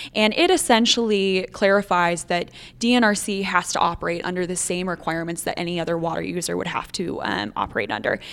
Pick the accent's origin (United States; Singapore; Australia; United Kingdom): United States; northeastern South Dakota; moved away as an adult; also born or lived in Bozeman, Montana; now in Montana, United States; I am originally from northeastern South Dakota, up on the border of North Dakota and Minnesota.